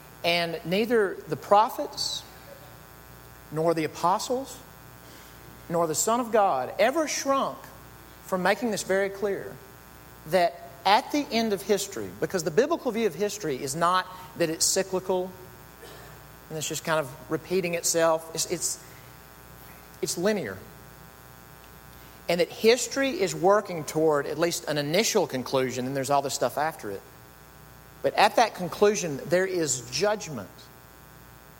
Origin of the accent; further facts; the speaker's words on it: Mississippi, United States; moved away; growing up in Mississippi